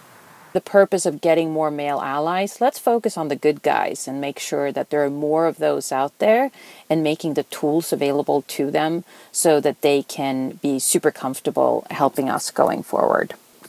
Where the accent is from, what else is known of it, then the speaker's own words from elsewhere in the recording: Sweden; moved away; My first job was in Santa Clara. I came over from Sweden in the 90s and was hired by a company there selling digital video editing boards.